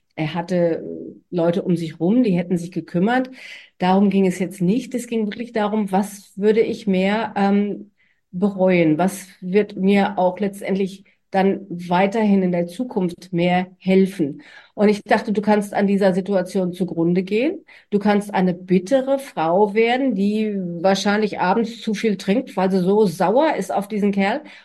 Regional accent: Germany; now in Australia; als Deutsche

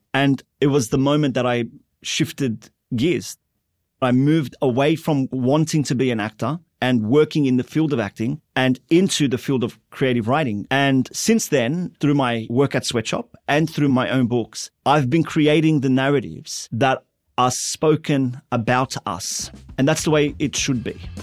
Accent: Sydney, New South Wales, Australia; also born or lived in Lakemba, Sydney; I was born in Sydney's Inner West to a first generation Lebanese migrant family

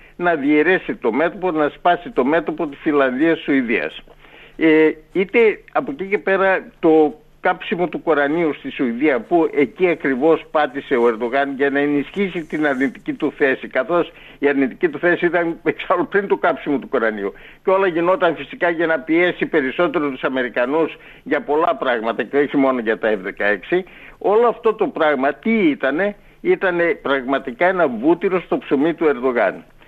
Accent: Greece; είμαστε Έλληνες

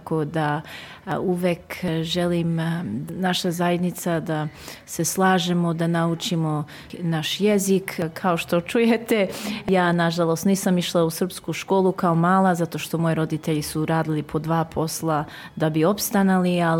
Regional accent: Dandenong, Victoria, Australia; došli ovdje u Dandinong, priseli smo se tu i počeo život tu. Ja i brat smo rođeni ovdje u Dandinong, išli ovdje u školu, završili školu ovdje

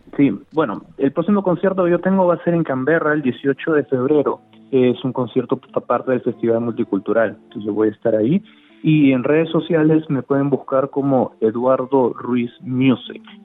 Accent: Lima, Peru; moved away as an adult; also born or lived in Melbourne, Australia; now in Adelaide, Australia; yo vengo de ciudad grande, vengo de Lima

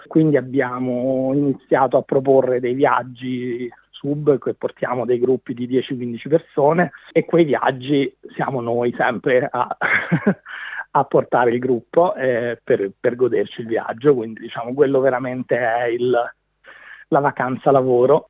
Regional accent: Rome, Lazio, Italy; moved away as an adult; also born or lived in Brussels / Dubai; now in Byron Bay, Australia; Sono di Roma e ho vissuto in Italia, ho fatto tutta l'università in Italia, sono rimasto lì fino a più o meno a 25 anni

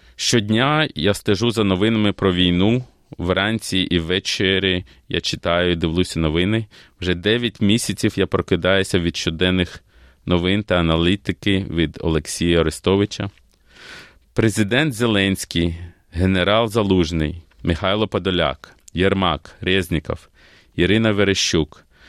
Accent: Kyiv, Ukraine; moved away as an adult; now in Australia; Я народився в Києві і приїхав до Австралії в 94-му

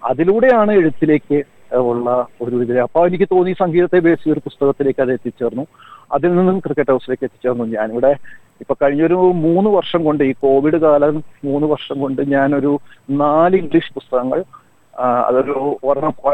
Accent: Ernakulam, Kerala, India; എഴുപതുകളുടെ അവസാന എൺപതുകളിൽ കേരളത്തിൽ ജീവിച്ചിട്ടുള്ള ആർക്കും കമ്പ്യൂട്ടർ റിലേറ്റ് ചെയ്യാൻ പറ്റുമെന്നാണ് ഞാൻ കരുതുന്നത് കാരണം എൻ്റെ ബാല്യകൗമാരം എറണാകുളത്ത്

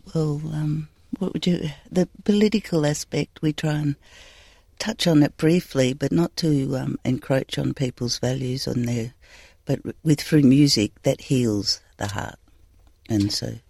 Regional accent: the Pilbara, Western Australia, Australia; I'm from the Pilbara

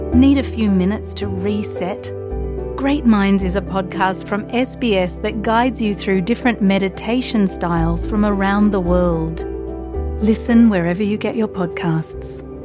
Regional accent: Philippines; moved away as an adult; now in Australia; I'm a Filipino by heart and I will always be a Filipino even the day

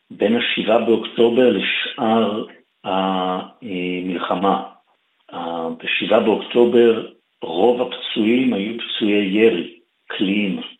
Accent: Israel; אני נולדתי, גדלתי בישראל, למדתי באוניברסיטת תל אביב

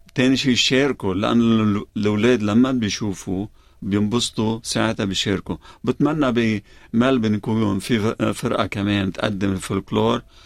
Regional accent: Lebanon; now in Melbourne, Australia

